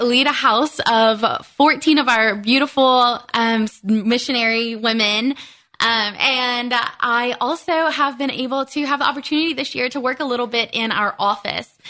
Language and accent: English; South Louisiana, United States; moved away; I was born and raised there, born and raised in South Louisiana.